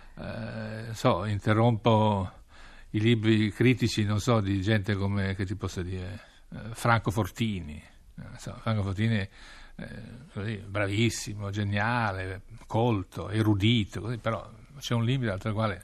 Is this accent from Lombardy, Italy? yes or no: no; Piedmont, Italy; moved away as an adult; also born or lived in Rome / Washington / Moscow / Beijing; sono un piemontese nato fra eh, le colline e le vigne che producono Barbera